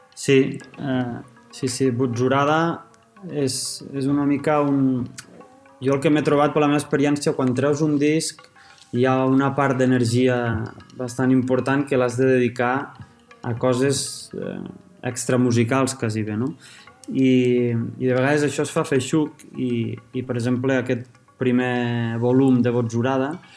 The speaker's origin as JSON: {"language": "Catalan", "town": "La Seu d'Urgell", "region": "Catalonia", "country": "Spain", "tie": "born or raised there", "said": "sóc l'únic de la meva família que sóc nascut a la Seu"}